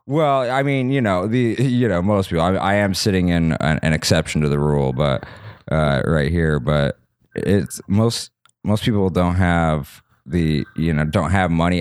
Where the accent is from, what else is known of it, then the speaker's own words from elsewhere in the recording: Salt Lake City, Utah, United States; moved away as an adult; also born or lived in Santa Monica, California; now in Los Angeles, United States; I was born in Santa Monica, but I grew up, uh, my dad got a job in Utah. when I was, like, three